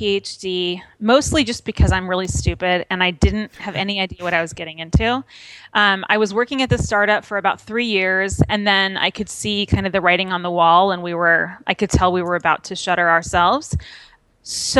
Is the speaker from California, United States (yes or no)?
yes; Manhattan Beach, California, United States; moved away as an adult; also born or lived in Bay Area; I'm from a beach town in Los Angeles called Manhattan Beach